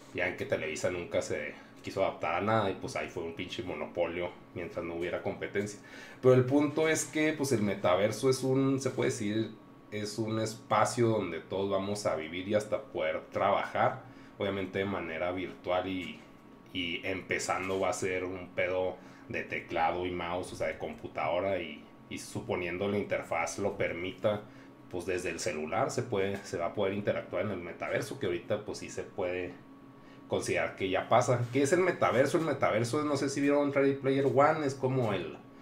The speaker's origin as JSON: {"language": "Spanish", "country": "Mexico", "said": "somos de México"}